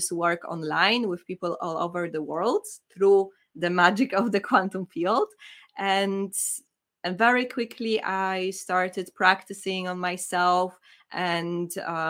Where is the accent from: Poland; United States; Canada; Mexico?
Poland; now in United Kingdom; I'm from Poland.